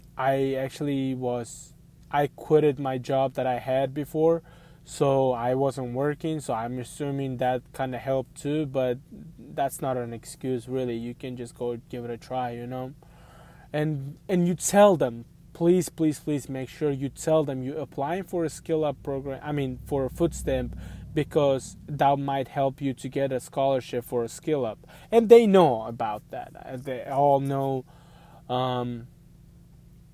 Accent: Missouri, United States; I'm from Missouri, so I go to Missouri job fair.

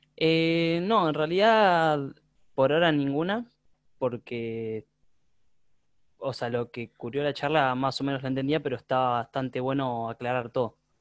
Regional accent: Mar del Plata, Buenos Aires Province, Argentina; de Mar de Plata.

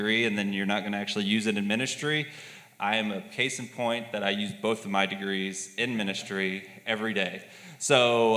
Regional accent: Texas, United States; moved away as an adult; also born or lived in Louisiana; now in Pittsburgh, United States; I was born in Louisiana. I was raised in Texas, and I came to Pittsburgh in the fall of 2012 to attend graduate school

